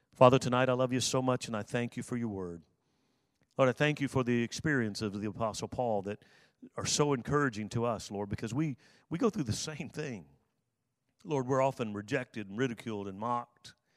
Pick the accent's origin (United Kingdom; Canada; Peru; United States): United States; South Alabama; I grew up in South Alabama